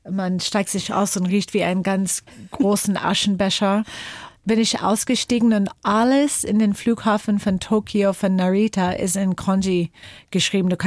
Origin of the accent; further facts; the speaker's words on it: Washington, United States; German is a second language; Geprägt haben mich meine Jugend in den Bergen rund um Seattle